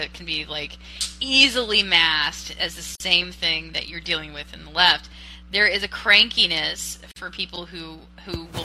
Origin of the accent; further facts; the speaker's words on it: United States; I'm an American